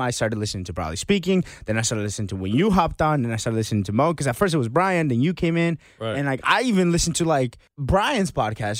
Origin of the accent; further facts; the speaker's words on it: Marietta, Georgia, United States; I I grew up in the Marietta, Atlanta area.